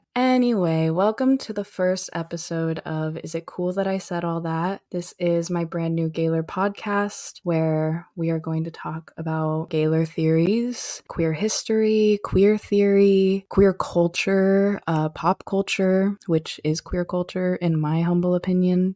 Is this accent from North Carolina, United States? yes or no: no; Arizona, United States; someone growing up in Arizona